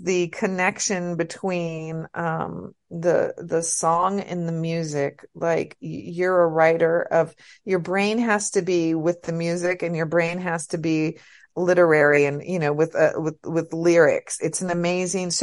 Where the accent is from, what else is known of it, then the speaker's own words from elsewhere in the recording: United States; I'm from the United States